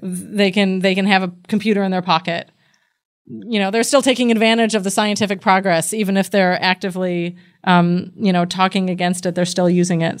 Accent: United States; I'm an American and I grew up with The Simpsons

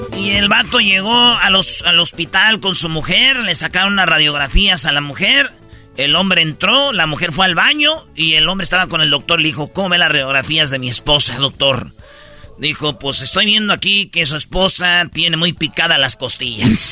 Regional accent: Mexico; nosotros somos mexicanos

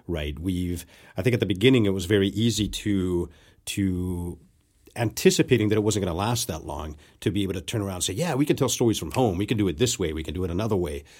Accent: Mexico; moved away; growing up in Mexico

